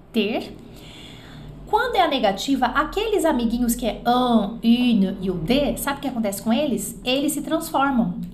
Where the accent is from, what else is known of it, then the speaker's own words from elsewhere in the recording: Belgium; Portuguese is a second language; Eu sou belga, mas meus parentes, desculpa, meus pais, meus parentes, meus pais, parrão e pais, né? Papai, mamãe e parrão. Mas meus pais são italianos.